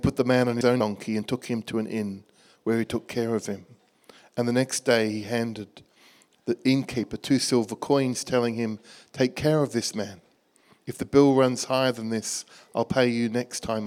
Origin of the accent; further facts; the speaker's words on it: Australia; moved away as an adult; also born or lived in Bangkok, Thailand; now in Birmingham, United Kingdom; You can probably tell from my accent, I'm from Birmingham. Actually, originally from Australia